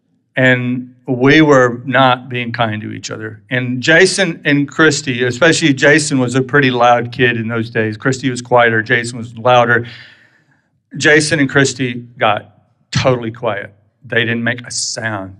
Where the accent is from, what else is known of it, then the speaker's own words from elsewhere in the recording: Texas, United States; moved away as an adult; I'm really still from Texas, and I'm still not really, I've lived here 6 years